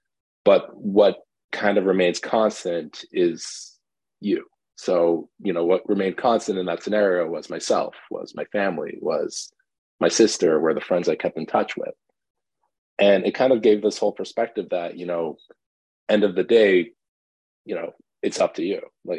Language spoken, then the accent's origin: English; Canada; also born or lived in Iran; I grew up partially in Canada, partially in Iran, back in Canada.